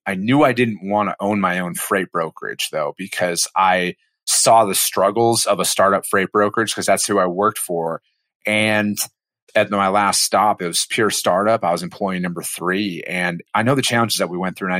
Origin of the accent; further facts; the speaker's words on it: Osceola, Wisconsin, United States; moved away as an adult; also born or lived in Eau Claire, Wisconsin / Menomonie, Wisconsin; I grew up in Wisconsin. I'm from a small farming community of 2,000 people called Osceola, Wisconsin